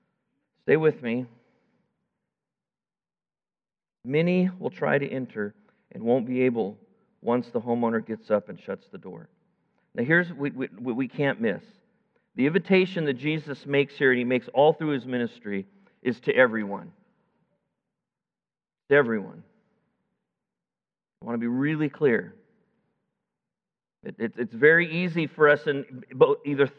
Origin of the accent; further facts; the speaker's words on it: United States; I'm an American